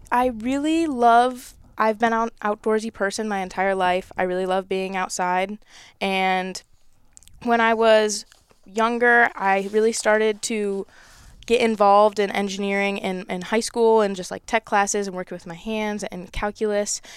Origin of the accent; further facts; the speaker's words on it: Michigan, United States; my home state